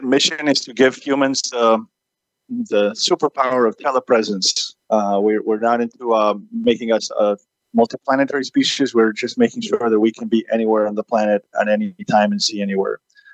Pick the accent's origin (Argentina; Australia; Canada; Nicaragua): Argentina; moved away as an adult; also born or lived in Massachusetts, United States; now in California, United States; I was born and raised in Argentina, where I was national champion of informatics. I then moved to the U.S. to attend